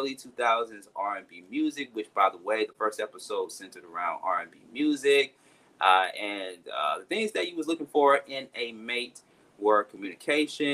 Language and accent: English; Atlanta, Georgia, United States; my hometown, of course, ATL, Atlanta